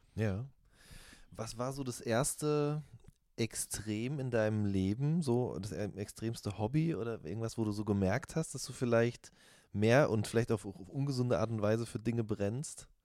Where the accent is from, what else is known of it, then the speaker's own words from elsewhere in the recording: Ruhr area, North Rhine-Westphalia, Germany; ich komme aus dem Ruhrgebiet